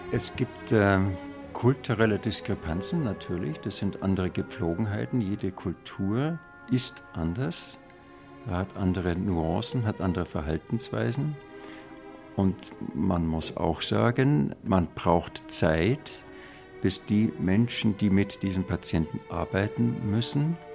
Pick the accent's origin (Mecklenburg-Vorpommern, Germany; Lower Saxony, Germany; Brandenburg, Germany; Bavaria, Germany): Bavaria, Germany; Ich bin Bayer, ich bin gern Bayer und ich bekenne mich dazu.